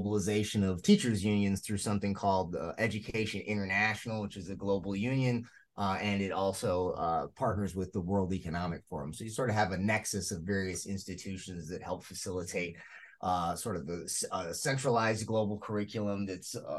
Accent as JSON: {"language": "English", "region": "Illinois", "country": "United States", "said": "my home state of Illinois"}